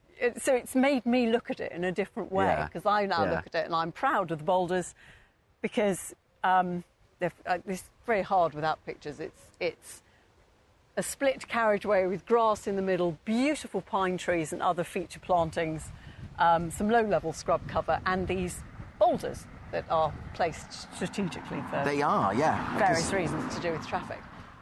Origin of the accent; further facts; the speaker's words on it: England, United Kingdom; we're very English.